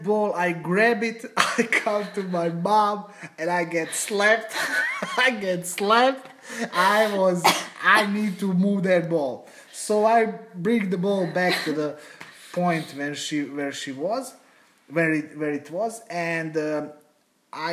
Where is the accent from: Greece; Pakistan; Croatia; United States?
Croatia; Slavonski Brod, Brod-Posavina County; We are from Slavonski Brod